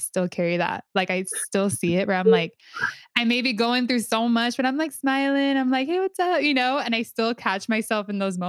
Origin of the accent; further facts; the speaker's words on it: Honduras; and I was like, oh, I'm from Honduras, right?